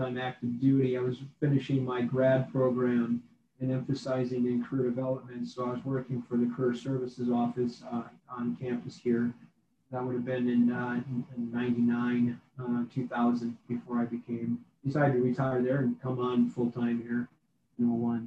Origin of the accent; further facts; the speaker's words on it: Wisconsin, United States; moved away as an adult; now in Missouri, United States; I'm originally from Wisconsin. I was in a rural community in Wisconsin. It was where I grew up